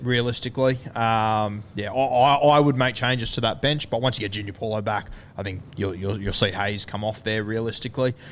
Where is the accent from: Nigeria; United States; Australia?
Australia; Queensland; as a Queenslander